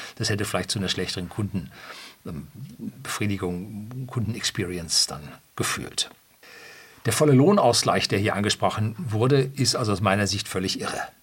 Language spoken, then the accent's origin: German; Germany; bei uns in Deutschland